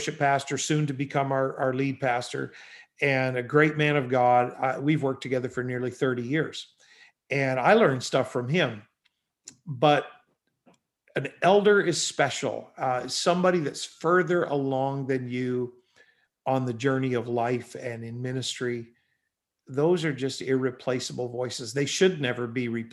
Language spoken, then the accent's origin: English; Canada; I'm from Canada